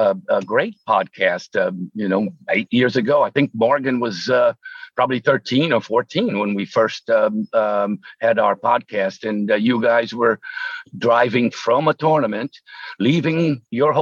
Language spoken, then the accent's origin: English; São Paulo, Brazil; moved away as an adult; also born or lived in New York / Florida; I was born in Brazil, in São Paulo, Brazil